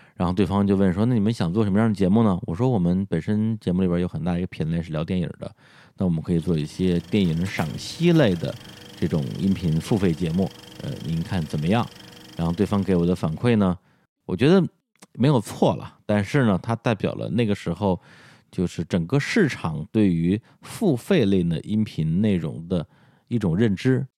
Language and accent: Chinese; Beijing, China; accent: Beijing dialect; 我们的北京话